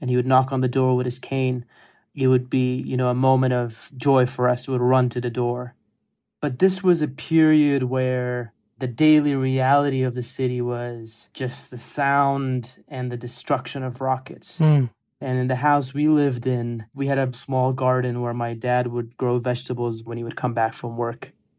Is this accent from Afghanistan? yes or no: yes; Kabul, Afghanistan; moved away; also born or lived in United States; some of my earliest memories is my grandpa visiting our home in Kabul often.